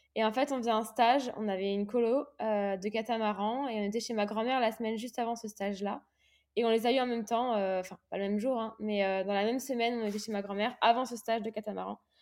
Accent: Réunion; moved away as an adult; also born or lived in Aix-en-Provence; je suis partie de l'île de la Réunion, là où, j'ai grandi

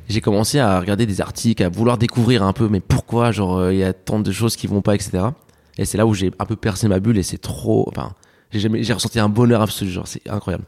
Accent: France; also born or lived in Alicante, Spain; je suis né à Alicante, je suis arrivé en France euh, à mes 7 ans

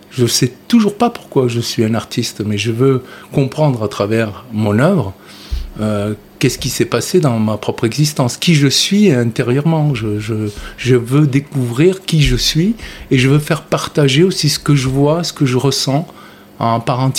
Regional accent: Carthage, Tunis Governorate, Tunisia; moi, je suis né en 1957 d'un père sicilien et d'une mère auvergnate en Tunisie, à Tunis, et j'ai grandi à Carthage, près de Salambo.

